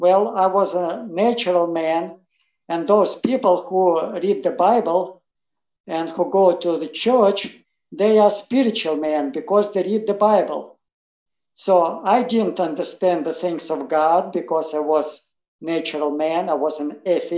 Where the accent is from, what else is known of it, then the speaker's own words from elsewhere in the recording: Russia; English is a second language; moved away; I was raised in Soviet Russia. I was raised as an atheist